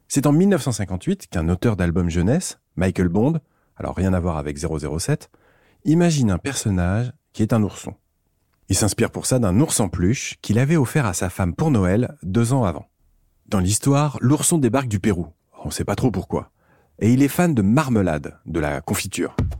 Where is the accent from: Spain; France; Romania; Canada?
France; chez nous en France